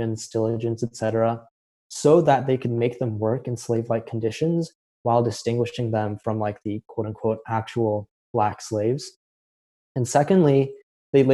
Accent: California, United States; also born or lived in South Korea; I'm from California, but I just finished my first year at Columbia. I'm Korean American and an immigrant

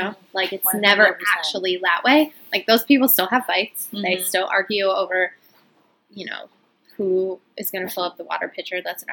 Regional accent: Wisconsin, United States; we're from Wisconsin.

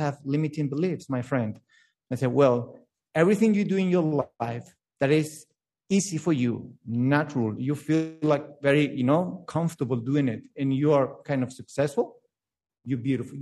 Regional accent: Spain; English is a second language; now in Melbourne, Australia; I grew up in Spain, but I born in Melbourne.

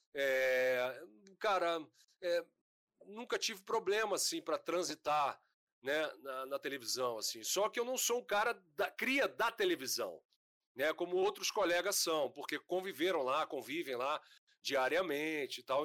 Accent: Brasília, Federal District, Brazil; moved away as an adult; now in Rio de Janeiro, Brazil; Eu nasci em Brasília

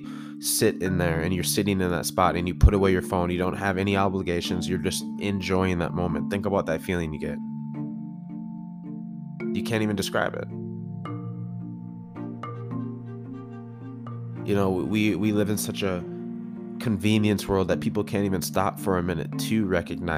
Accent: Woodbury, Minnesota, United States; also born or lived in St. Paul, Minnesota; we relocated from St. Paul to Woodbury

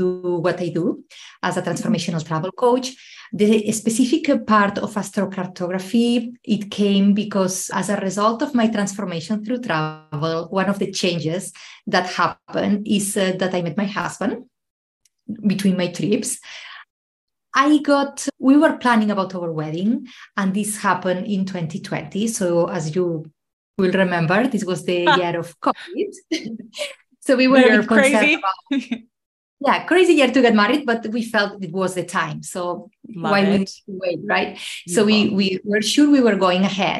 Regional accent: Spain; now in Ireland; I'm originally from Spain, but I live in Ireland

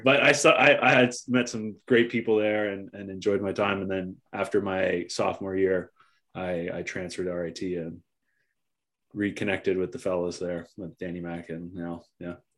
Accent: Oakville, Ontario, Canada; I grew up in Oakville

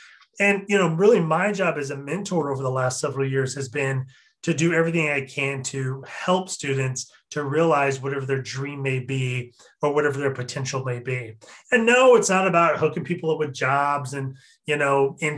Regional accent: Eastern Washington, United States; moved away as an adult; now in Seattle, United States; I was originally from Eastern Washington

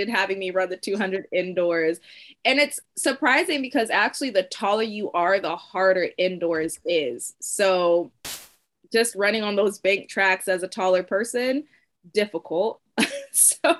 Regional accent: San Diego, California, United States; growing up, my dad was a high school coach, and so we're from San Diego, California, and my dad coached at Helix High School

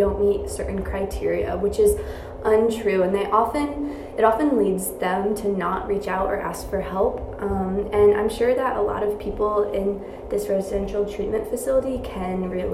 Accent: New York, United States; I'm from New York

